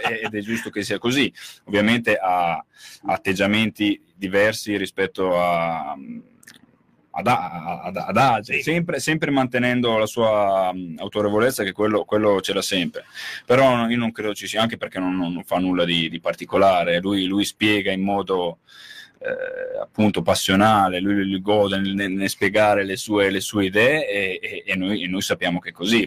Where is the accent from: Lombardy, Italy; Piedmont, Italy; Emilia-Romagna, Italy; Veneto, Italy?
Emilia-Romagna, Italy; Reggio Emilia; lo dico da Reggiano, parlo da Reggiano